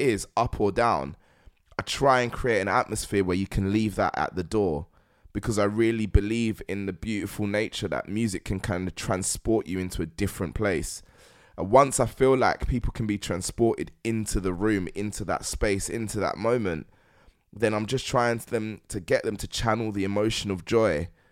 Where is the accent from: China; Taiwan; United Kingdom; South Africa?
United Kingdom; London; being a Londoner, before being black, Nigerian